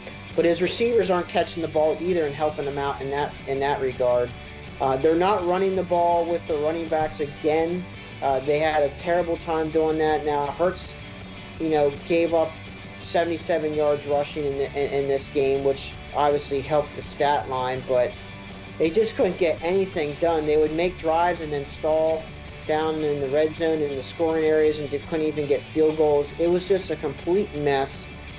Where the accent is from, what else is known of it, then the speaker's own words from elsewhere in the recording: Philadelphia area, Pennsylvania, United States; I watched a lot of this game with my dad, who's an Eagles fan because we're from the Philadelphia area.